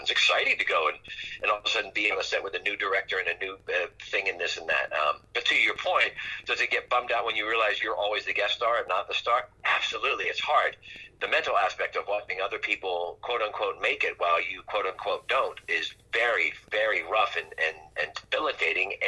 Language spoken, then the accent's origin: English; Pennsylvania, United States; now in California, United States; I'm from Pennsylvania and I live in California